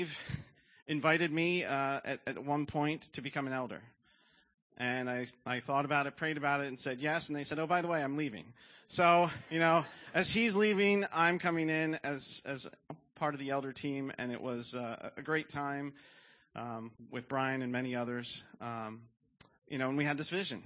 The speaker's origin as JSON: {"language": "English", "town": "Levittown", "region": "Pennsylvania", "country": "United States", "tie": "born or raised there", "said": "I grew up in Levittown"}